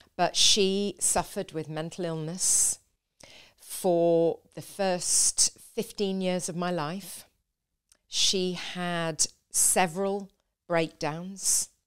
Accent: a little village in the north of England, United Kingdom; now in London, United Kingdom; I was born in a little village

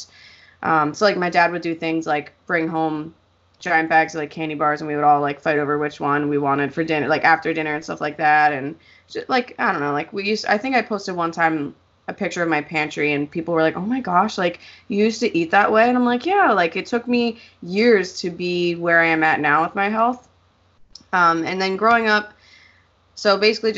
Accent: Pennsylvania, United States; I'm from Pennsylvania.

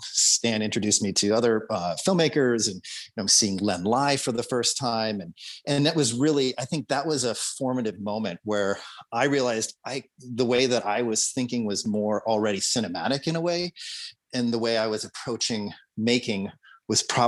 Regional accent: Colorado, United States; Growing up in Colorado

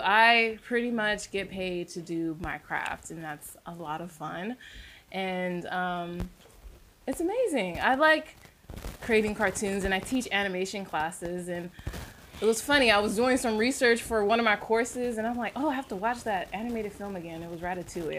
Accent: San Francisco, California, United States; moved away as an adult; now in Atlanta, United States; I grew up in San Francisco

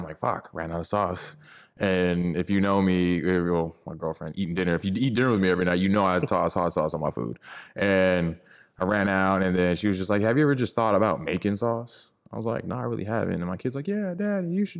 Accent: Richmond, California, United States; also born or lived in San Francisco, California / Fort Hood, Texas; I was born in the city, but I mean, I grew up in the Bay, East Bay, Richmond, moved there in 96

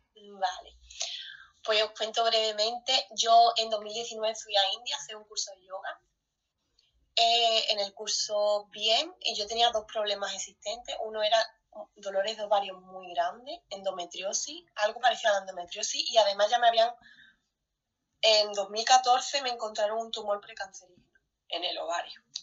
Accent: Spain; moved away; somos españoles

